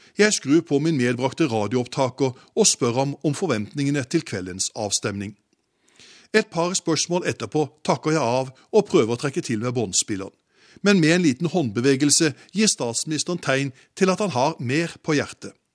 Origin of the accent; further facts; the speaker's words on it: Norway; moved away as an adult; now in United States; Som norsk korrespondent her i USA